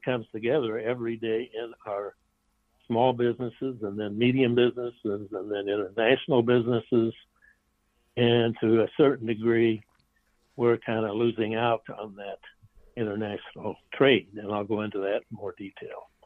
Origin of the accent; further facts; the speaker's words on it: Iowa, United States; moved away as an adult; also born or lived in Chicago; I'm originally from Iowa